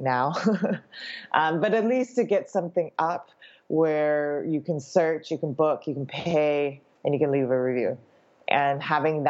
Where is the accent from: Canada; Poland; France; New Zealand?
Canada; also born or lived in Shanghai; now in Hong Kong; I was born in Hong Kong, grew up in Canada, spent my career in Shanghai